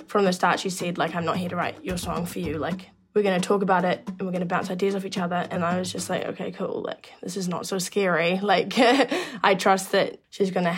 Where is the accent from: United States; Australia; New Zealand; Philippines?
New Zealand; I am a musician from New Zealand